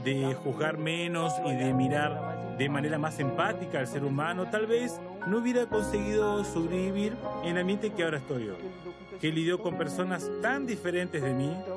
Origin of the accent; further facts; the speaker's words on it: Belém, Pará, Brazil; moved away as an adult; also born or lived in São Paulo; yo nací en Belén de Pará y después me mudé para San Pablo para cursar periodismo